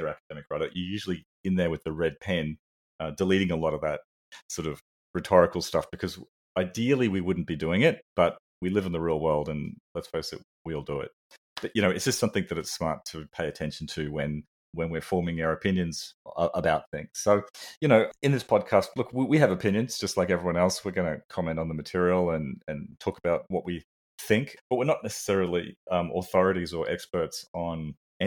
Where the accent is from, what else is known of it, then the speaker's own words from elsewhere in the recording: Australia; from Australia